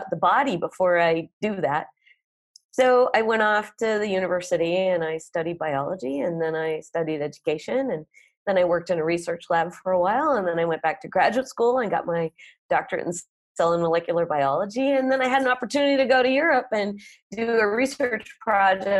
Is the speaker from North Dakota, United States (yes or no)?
yes; North Dakota, United States; now in Oaxaca, Mexico; I grew up in North Dakota